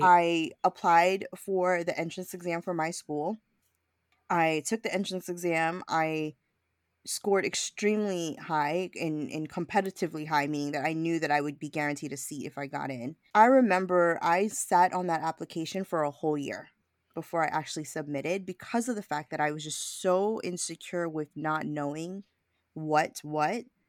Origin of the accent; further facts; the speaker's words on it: New York City, New York, United States; I was born and raised in Brooklyn